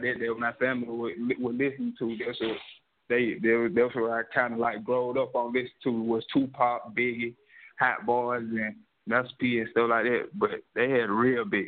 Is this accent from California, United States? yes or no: no; Atlanta, Georgia, United States; I'm from Atlanta originally, or born and raised still here today